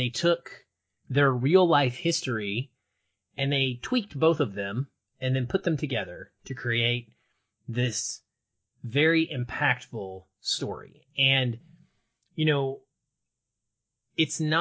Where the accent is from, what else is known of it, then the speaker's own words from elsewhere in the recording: the South, United States; you and I grew up in the South